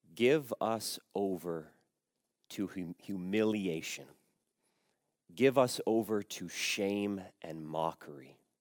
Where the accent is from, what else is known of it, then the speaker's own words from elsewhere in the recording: Canada; I was born in Canada, but I would say I am a Croatian Canadian